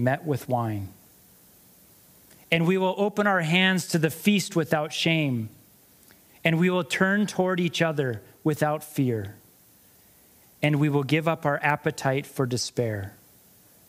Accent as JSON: {"language": "English", "country": "United States", "also_born_or_lived": "Montana", "moved": "as an adult", "lives_now": "Canada", "said": "I'm American"}